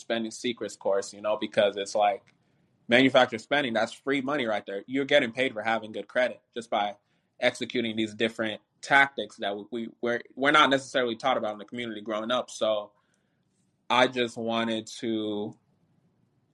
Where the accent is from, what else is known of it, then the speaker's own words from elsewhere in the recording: Nigeria; I'm Nigerian